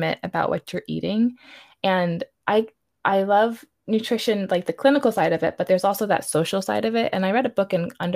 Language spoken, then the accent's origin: English; New York, United States; I'm from New York. I was born and raised there